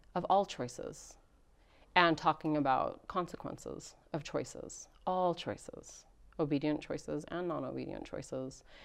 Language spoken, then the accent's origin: English; Rexburg, Idaho, United States; I grew up here in Rexburg, Idaho